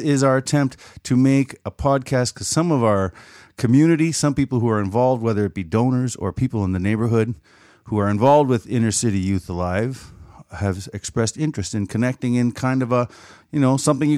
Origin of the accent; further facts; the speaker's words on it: Killarney, Manitoba, Canada; At one point, I was from Killarney, Manitoba, in the Great Southwest, part of the province just south of Brandon